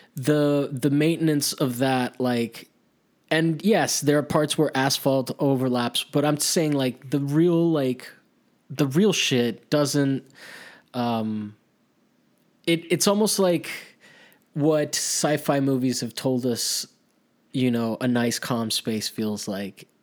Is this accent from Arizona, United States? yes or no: no; Miami, Florida, United States; also born or lived in Maryland; I grew up, I went to middle school and high, uh, high school in Miami